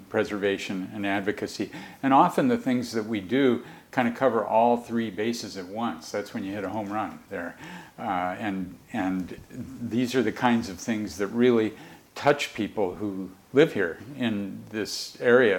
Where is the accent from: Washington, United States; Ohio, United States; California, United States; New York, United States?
Washington, United States; Mercer Island; I grew up on Mercer Island